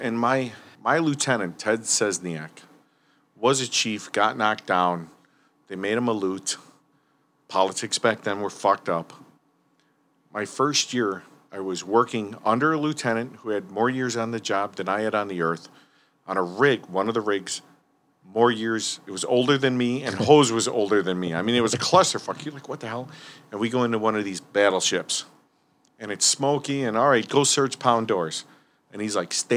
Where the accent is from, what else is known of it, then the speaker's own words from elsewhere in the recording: Berwyn, Illinois, United States; I grew up in Berwyn. I'm still at home with my parents.